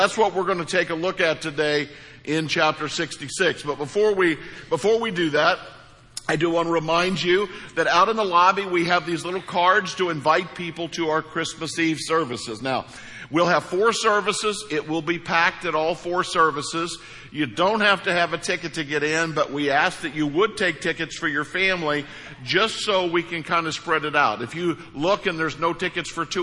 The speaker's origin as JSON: {"language": "English", "region": "Missouri", "country": "United States", "said": "I'm from Missouri"}